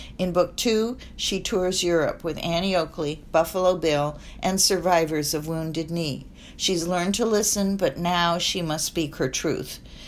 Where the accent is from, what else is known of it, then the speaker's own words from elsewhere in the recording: Egypt; born there; My mother was Swiss, my father English and Syro-Lebanese, and I was born in Egypt.